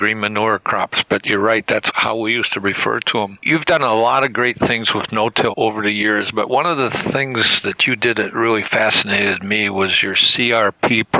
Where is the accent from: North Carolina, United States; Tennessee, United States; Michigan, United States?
Michigan, United States; when I was growing up in Michigan, we were seeding cover crops in the late 40s and early 50s.